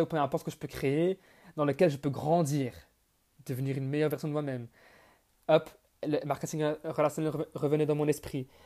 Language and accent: French; Belgium; also born or lived in Bonn, Germany; Je suis né le 14 mars 1999 en Allemagne, donc à Bonn. Mais j'ai grandi en Belgique. Donc, je vis près de, près de Bruxelles, en Belgique